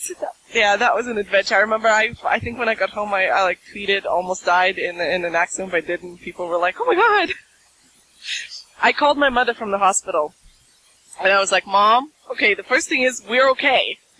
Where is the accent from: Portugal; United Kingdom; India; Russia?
Russia; first language Russian; English is a second language; I've mentioned being Russian. I do actually, it's my native language. I speak it, read it, write it.